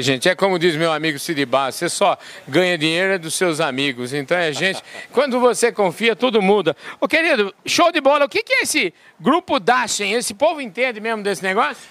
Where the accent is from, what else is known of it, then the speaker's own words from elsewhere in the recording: near Botucatu, São Paulo, Brazil; lá em Botucatu, lá perto da minha terra